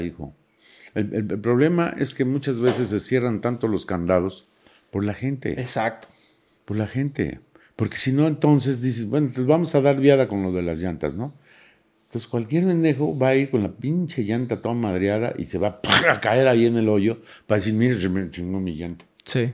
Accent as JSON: {"language": "Spanish", "country": "Mexico", "said": "los mexicanos somos así"}